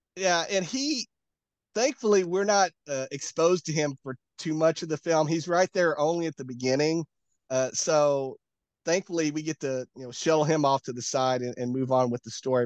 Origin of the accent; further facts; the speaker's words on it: Tennessee, United States; I'm from Tennessee